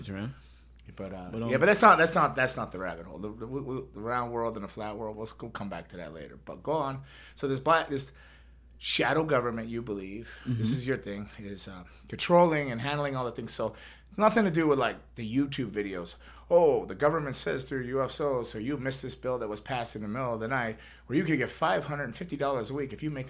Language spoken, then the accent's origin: English; United States; born or raised there